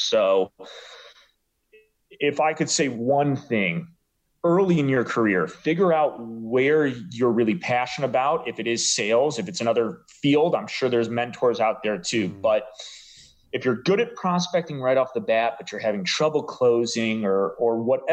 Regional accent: Cleveland, Ohio, United States; moved away as an adult; also born or lived in Arizona; now in Dallas, United States; Growing up in Cleveland

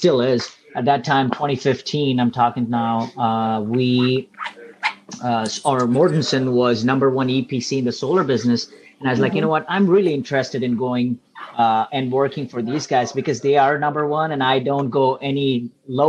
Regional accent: India; moved away as an adult; also born or lived in Michigan, United States; now in United States; I'm actually originally from India. Came to the States in 2013 for my graduate degree

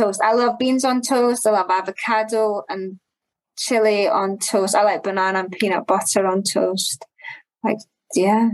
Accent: Glasgow, Scotland, United Kingdom; I'm from Glasgow

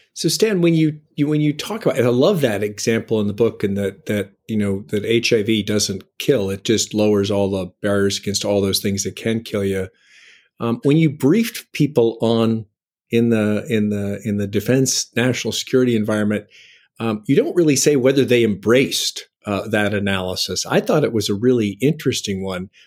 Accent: Boston, Massachusetts, United States; I'm from Boston

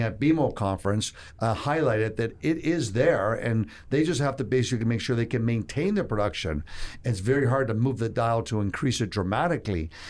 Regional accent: Toronto, Ontario, Canada; moved away as an adult; now in Texas, United States; I'm from Toronto. I'm a Texan, they say

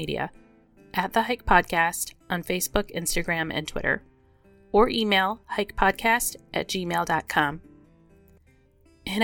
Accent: Michigan, United States; I'm from Michigan

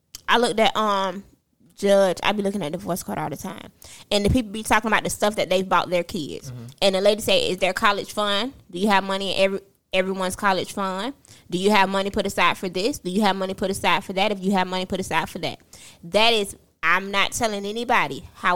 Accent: Jamaica; I'm a Jamaican.

